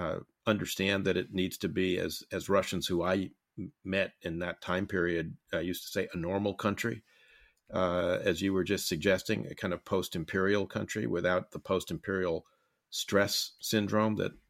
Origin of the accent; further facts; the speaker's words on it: United States; also born or lived in Soviet Union; As someone who lived in the Soviet Union for 2 years as an American diplomat